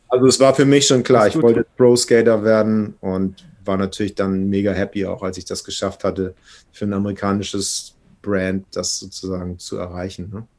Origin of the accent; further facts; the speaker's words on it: Hamburg, Germany; geboren hier in Hamburg von einer schwedischen Mama und einem deutschen